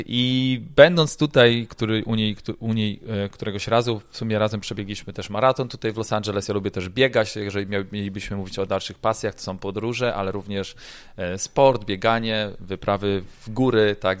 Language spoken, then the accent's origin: Polish; Gdańsk, Pomeranian Voivodeship, Poland; moved away as an adult; also born or lived in Ireland / Italy; now in Florida, United States; pochodzę z Gdańska